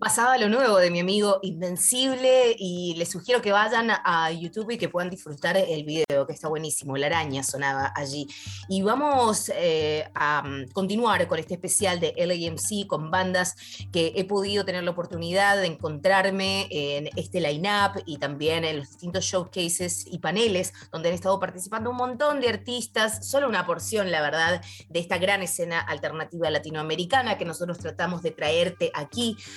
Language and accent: Spanish; Mendoza, Argentina; moved away; de Cuyo, de mi tierra hermosa que me vio nacer, Mendoza